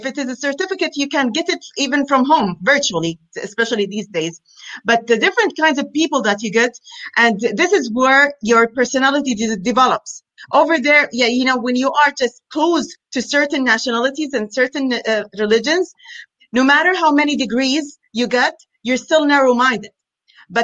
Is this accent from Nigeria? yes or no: no; Medina, Al Madinah Province, Saudi Arabia; also born or lived in United States / Riyadh, Saudi Arabia; now in United Arab Emirates; Going back to where I'm from Saudi Arabia, from particularly from Medina. It's a holy city. But I lived in Saudi Arabia in Riyadh. But before that, I was born and I lived until I spent my childhood in the States. Then we moved to Riyadh, the capital